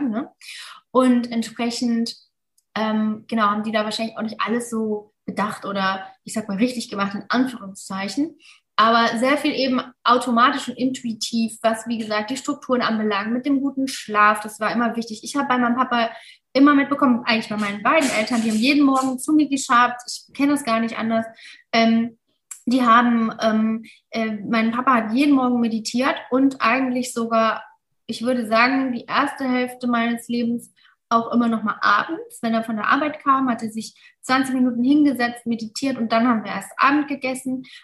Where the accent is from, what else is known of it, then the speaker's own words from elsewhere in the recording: Mainz, Rhineland-Palatinate, Germany; wir sind aus Mainz eigentlich und Tram-Trabach ist eine Stunde entfernt.